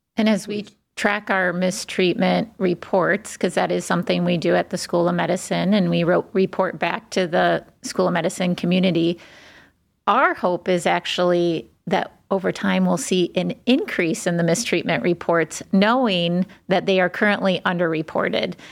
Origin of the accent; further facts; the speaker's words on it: Cleveland, Ohio, United States; moved away as an adult; also born or lived in Washington, D.C. / New Haven, Connecticut; I was born in Cleveland, left and lived on both coast, but of course came back to Cleveland